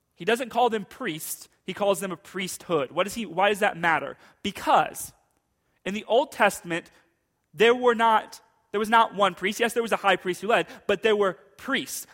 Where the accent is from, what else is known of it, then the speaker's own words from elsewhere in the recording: United States; as American Christians